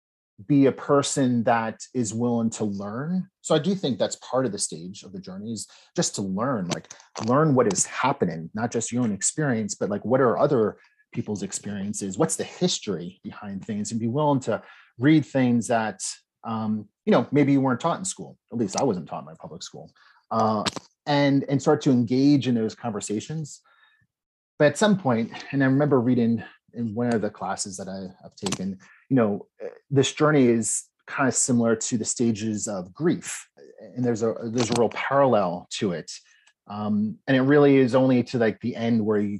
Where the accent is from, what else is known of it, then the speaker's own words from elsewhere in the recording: New Jersey, United States; I was born and raised in New Jersey